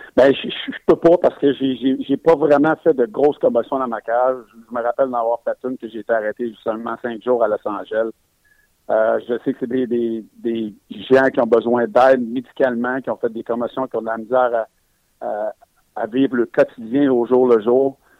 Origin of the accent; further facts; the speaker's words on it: Quebec, Canada; Je suis un Québécois